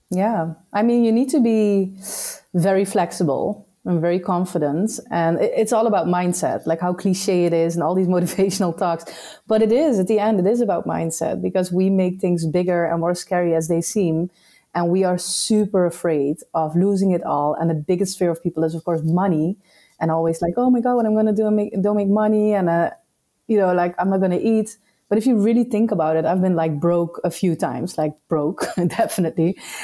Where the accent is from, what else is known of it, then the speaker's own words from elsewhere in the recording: Netherlands; moved away as an adult; also born or lived in Suriname; now in Madeira, Portugal; I'm from the Netherlands